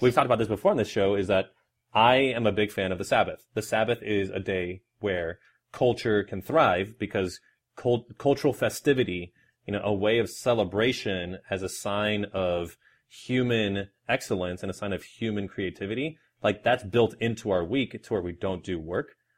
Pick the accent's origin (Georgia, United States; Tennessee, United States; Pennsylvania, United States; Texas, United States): Texas, United States; Houston; I am from Houston, Texas